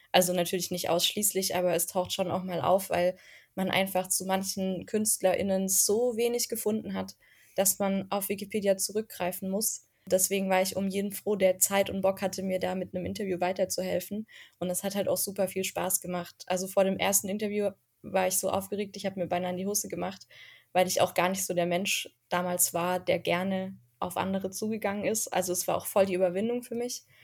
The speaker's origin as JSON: {"language": "German", "region": "Baden-Württemberg", "country": "Germany", "said": "Berlin jetzt wieder nach Stuttgart gezogen. Und wenn wir in Berlin zu Besuch sind, da muss man ja als Schwabe auch ein bisschen aufpassen"}